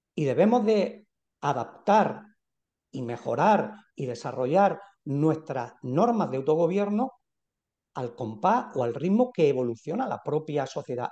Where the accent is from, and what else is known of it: Andalusia, Spain